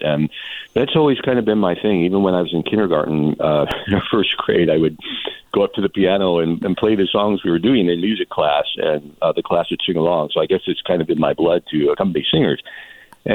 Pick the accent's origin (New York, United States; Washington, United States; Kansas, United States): Washington, United States; Redmond; moved away as an adult; also born or lived in Seattle, Washington; now in Coachella Valley, United States; I was born in the Seattle area and raised in Redmond, Washington, which is east of Seattle